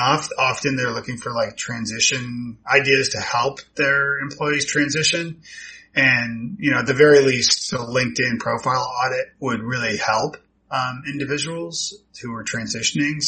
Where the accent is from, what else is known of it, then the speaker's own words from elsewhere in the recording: Toronto, Ontario, Canada; moved away as an adult; also born or lived in Ireland / Scotland; now in Nashville, United States; I'm from, Toronto originally. So yeah, moved to Nashville in 07, I think it was.